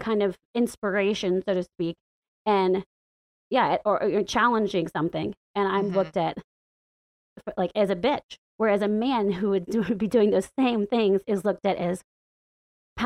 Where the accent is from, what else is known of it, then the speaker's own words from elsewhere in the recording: the Bible Belt, the South, United States; moved away as an adult; now in Washington, D.C., United States; growing up in the Bible Belt and the buckle of the Bible Belt.